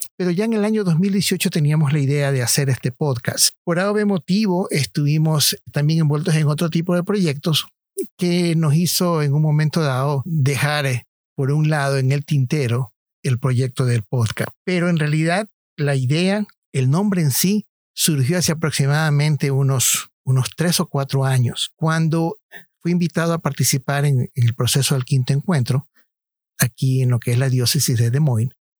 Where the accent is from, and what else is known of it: Ecuador; moved away